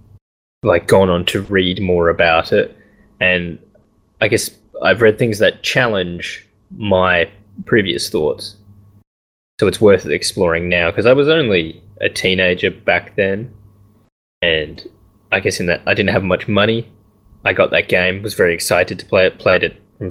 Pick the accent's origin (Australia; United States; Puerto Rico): Australia